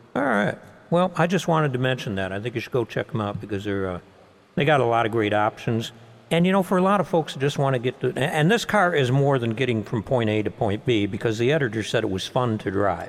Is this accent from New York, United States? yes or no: yes; Buffalo, New York, United States; I'm from Buffalo